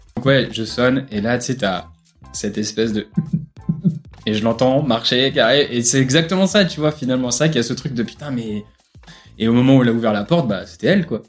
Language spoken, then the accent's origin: French; Bourges, Centre-Val de Loire, France; je viens de Bourges, région centre